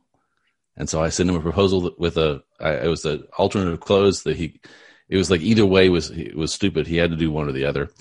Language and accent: English; Texas, United States; I'm from Texas. I'm 30 miles north of Dallas